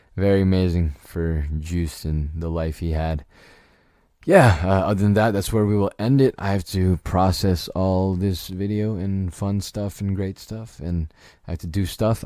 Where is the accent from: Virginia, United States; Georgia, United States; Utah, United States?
Virginia, United States; I, I grew up in Virginia.